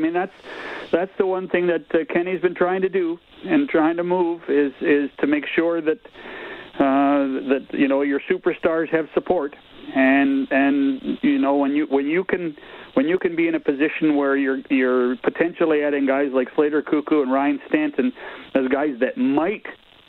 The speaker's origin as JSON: {"language": "English", "country": "Canada", "said": "And again, it's we're typically Canadian about what we're doing"}